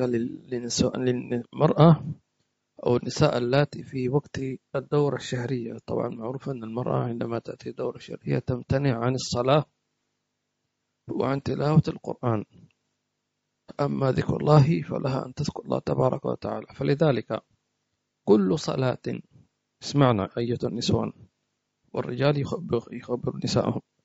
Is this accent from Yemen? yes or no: yes; Hadhramaut, Yemen; عندنا في حضرموت